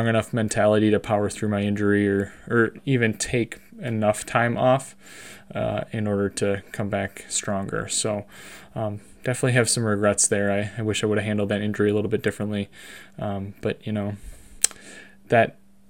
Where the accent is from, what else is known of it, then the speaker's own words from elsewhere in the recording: Monroe, Wisconsin, United States; I was born and raised in Monroe, Wisconsin